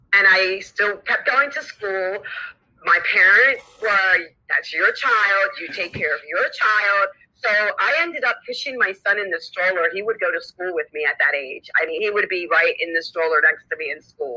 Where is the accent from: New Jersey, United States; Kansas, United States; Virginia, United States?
New Jersey, United States; Camden; moved away as an adult; now in Miami, United States; I am originally from South Jersey, born and raised in New Jersey